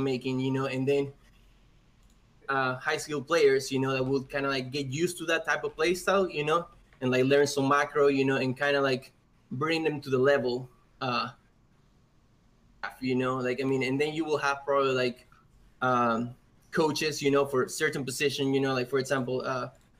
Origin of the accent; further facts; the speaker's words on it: Peru; now in Texas, United States; I live in Texas, but I'm actually from Peru